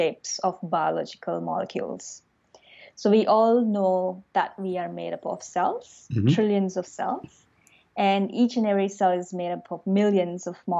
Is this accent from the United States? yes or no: no; India; moved away as an adult; now in Melbourne, Australia; I grew up in India.